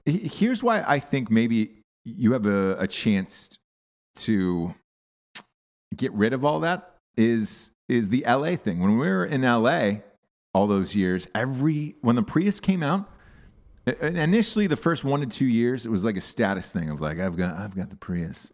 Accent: the South, United States; moved away; I'm from the South

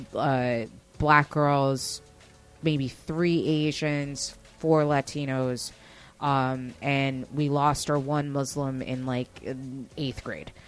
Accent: Westchester, New York, United States; I didn't grow up in the city. I grew up in Westchester

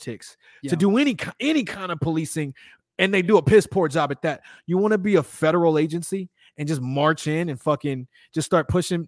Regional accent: Chicago, Illinois, United States; also born or lived in Houston, Texas / Austin, Texas; now in Los Angeles, United States; I'm from Chicago

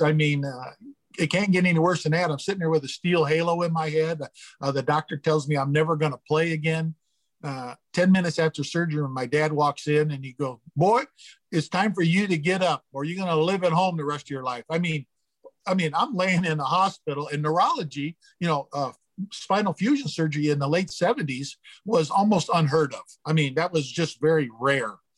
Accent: Gary, Indiana, United States; growing up in Gary, Indiana, I watched the, the Cubs and the Sox

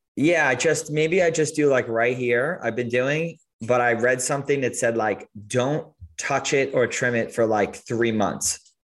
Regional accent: Long Island, New York, United States; I grew up in Long Island

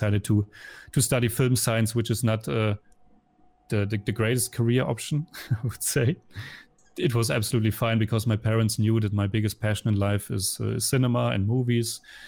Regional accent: Lippstadt, North Rhine-Westphalia, Germany; English is a second language; moved away as an adult; now in Vienna, Austria; I'm coming from Germany, from a little town called Lippstadt. It's like a 70,000 population. And I moved to Vienna in 2006.

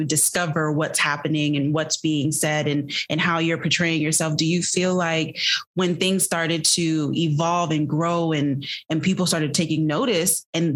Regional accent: Jamaica; I'm Jamaican

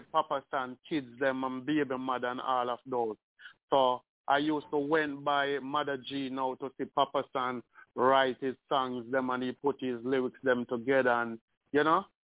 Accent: Spanish Town, Saint Catherine, Jamaica; I'm from Spanish Town

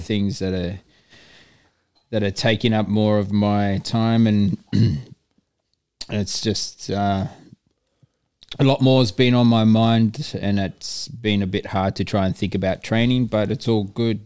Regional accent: Darwin, Northern Territory, Australia; moved away as an adult; also born or lived in Sydney; now in Perth, Australia; I grew up there.

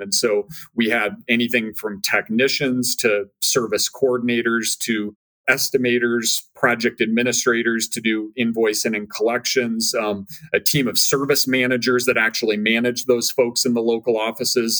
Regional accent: Minnesota, United States; moved away as an adult; I born and raised in Minnesota

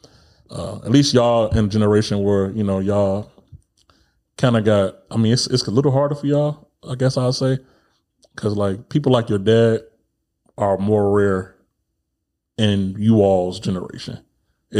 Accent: Chicago, Illinois, United States; moved away; also born or lived in East Coast / North Dakota; I'm from Chicago

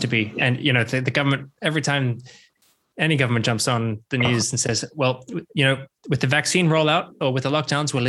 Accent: Australia; growing up, I thought as an Australian

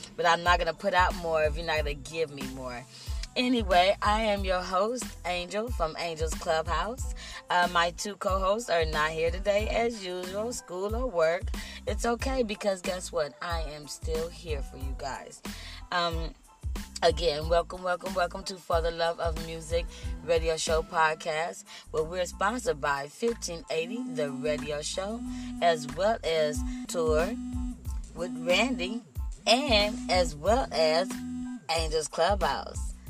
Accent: Compton, California, United States; also born or lived in Austin, Texas; I'm from Texas. I was raised in the city of Compton

